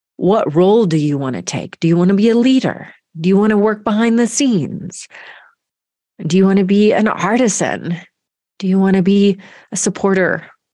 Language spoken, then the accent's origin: English; Georgia, United States; moved away as an adult; grew up in Georgia